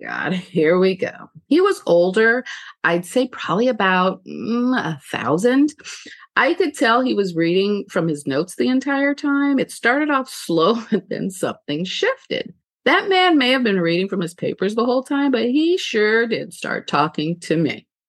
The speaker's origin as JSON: {"language": "English", "region": "California", "country": "United States", "moved": "yes", "said": "I'm originally from California"}